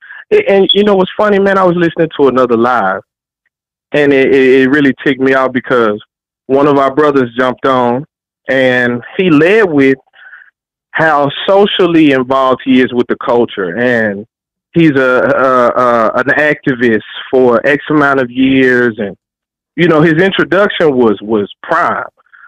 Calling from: Dallas, Texas, United States; Calling Dallas, Texas, man.

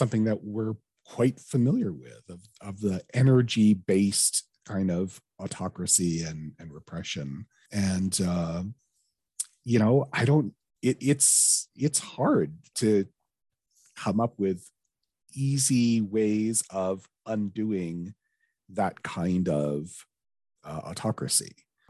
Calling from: Alberta, Canada; I'm dialing in from Alberta, Canada, where we have the oil sands.

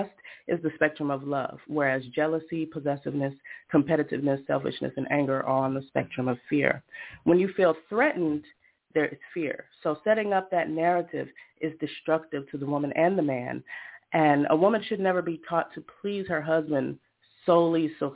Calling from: Rhode Island, United States; I'm calling from Rhode Island

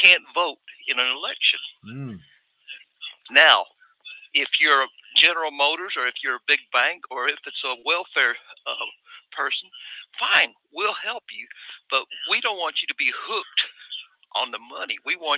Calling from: Atlanta, Georgia, United States; Hey, Mike. This is … from North Atlanta.

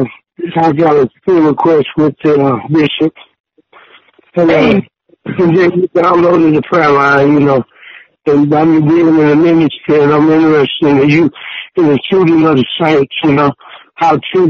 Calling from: Wilmington, North Carolina, United States; Wilmington, North Carolina.

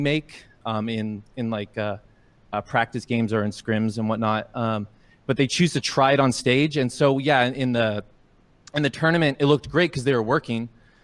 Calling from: Portland, Oregon, United States; Calling from Portland, Oregon.

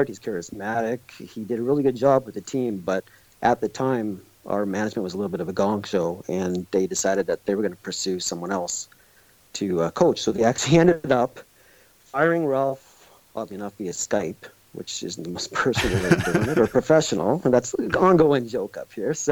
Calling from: Edmonton, Alberta, Canada; I'm calling from Edmonton, Canada

